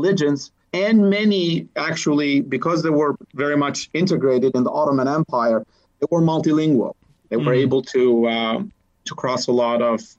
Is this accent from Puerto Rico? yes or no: no; Vlorë, Vlorë County, Albania; moved away as an adult; also born or lived in Bulgaria; now in Indiana, United States; was born in Albania, which is this small, tiny country north of Greece, east of Italy. And my hometown, Vlora, is actually about 2,500 years old.